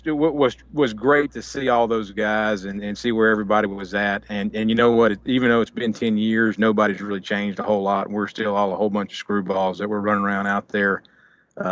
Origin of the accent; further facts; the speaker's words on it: West Monroe, Louisiana, United States; four of us from West Monroe.